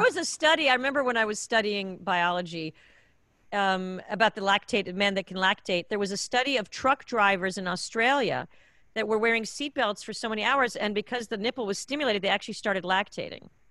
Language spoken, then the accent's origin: English; Israel; also born or lived in United States; now in Los Angeles, United States; back in the day when I was growing up in Israel